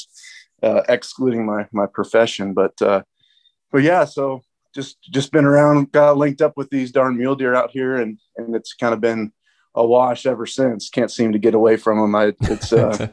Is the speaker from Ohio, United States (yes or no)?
yes; Ohio, United States; moved away as an adult; also born or lived in Fairbanks, Alaska; now in South Dakota, United States; I grew up in Ohio, hunted whitetails most of my life